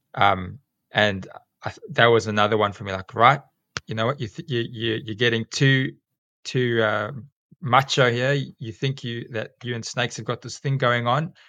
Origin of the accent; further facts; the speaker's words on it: South Africa; accent: South African; moved away as an adult; also born or lived in England / South Korea; now in Alstonville, Australia; you can hear from my accent that I'm South African originally